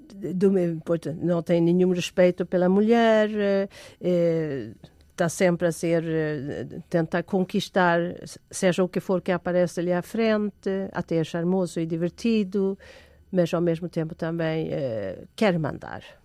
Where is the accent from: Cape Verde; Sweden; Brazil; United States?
Sweden; now in Portugal; eu sou sueca de origem